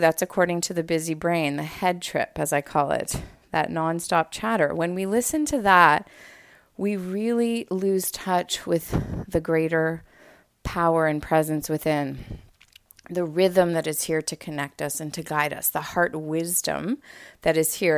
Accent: Montreal, Quebec, Canada; moved away as an adult; now in Los Angeles, United States; I had just moved out to L A, for those of you who know, I'm from Montreal originally

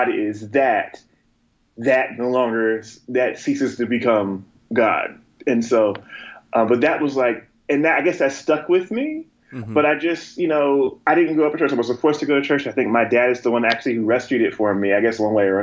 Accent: Asbury Park, New Jersey, United States; also born or lived in North Carolina / Montana; where I grew up. In Asbury Park, New Jersey, central, Jersey around there

